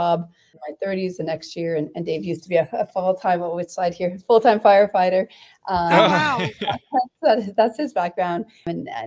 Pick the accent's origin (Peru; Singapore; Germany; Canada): Canada; as a Canadian